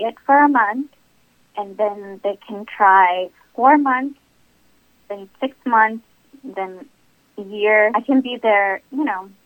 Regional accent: Texas, United States; I was born in Texas, but I have Indian parents from India

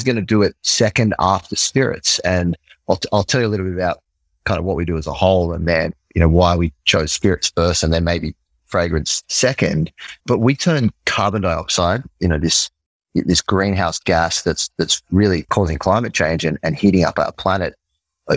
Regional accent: Australia; accent: Australian; moved away as an adult; now in New York, United States; So I'm from Australia. Might be able to hear it in me. In the accent.

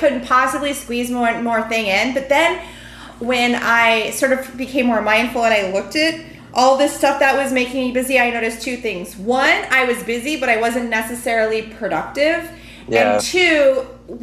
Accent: New York City, New York, United States; moved away; also born or lived in Europe; I'm from New York City originally

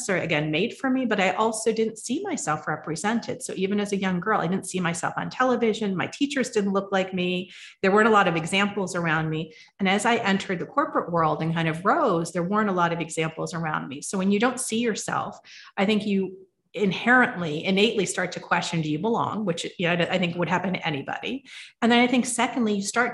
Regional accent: United States; I was born and raised in the United States

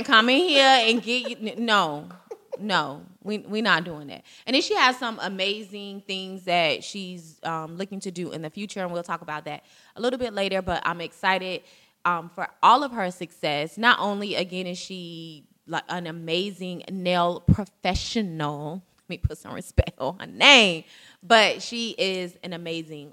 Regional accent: Jacksonville, Florida, United States; We're all from Duval County

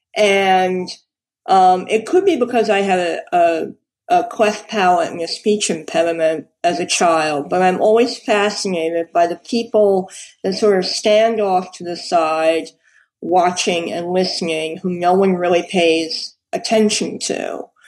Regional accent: New York City, New York, United States; I was born in New York. I've always lived in New York

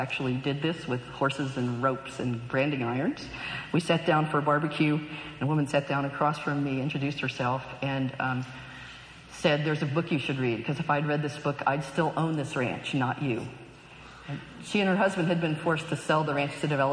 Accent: Knoxville, Tennessee, United States; now in California, United States; I grew up, I was born in the 50s in Knoxville, Tennessee

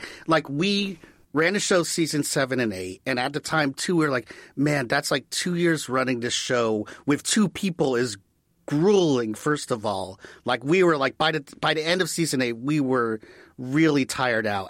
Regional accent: Washington, District of Columbia, United States; moved away; I grew up in Washington, D C

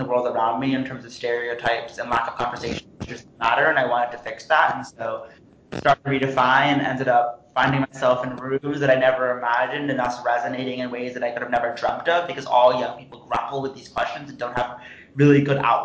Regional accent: Princeton, New Jersey, United States; being from Princeton, New Jersey

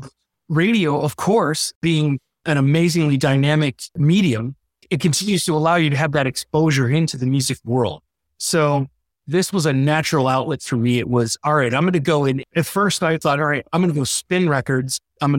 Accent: Syracuse, New York, United States; also born or lived in Solvay, New York; now in Detroit, United States; I'm a townie. I was born and raised in Syracuse. Actually, grew up in a little in the little community of Salve, the little village of Salve, known for its own power company and eating cats.

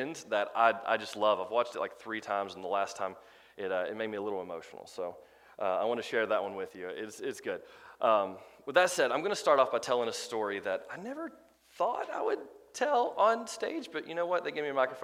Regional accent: Crossville, Tennessee, United States; born or raised there

